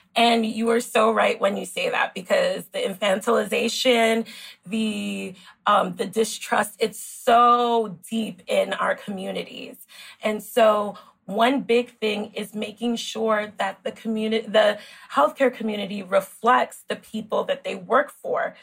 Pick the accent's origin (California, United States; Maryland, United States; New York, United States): New York, United States; New York City; also born or lived in Queens, New York; I grew up in the Bronx. I grew up in New York City